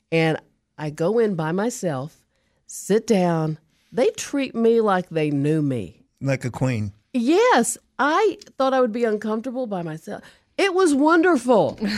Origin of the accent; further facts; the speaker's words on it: New Zealand; I'm from New Zealand.